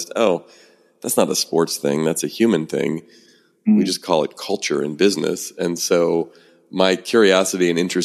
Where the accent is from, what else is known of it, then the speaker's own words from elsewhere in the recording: San Francisco Bay Area, California, United States; Born and raised in the San Francisco Bay Area, where I still live